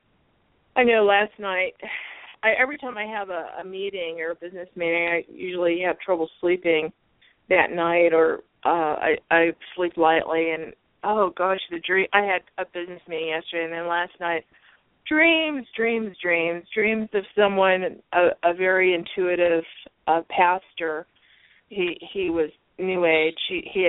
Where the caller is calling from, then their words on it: Arizona, United States; … from Arizona.